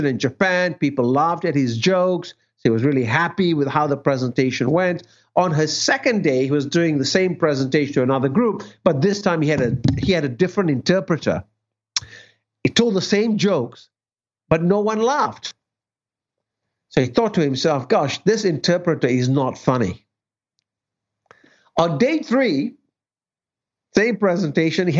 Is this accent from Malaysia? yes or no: yes; Malaysia; moved away; my parents in Malaysia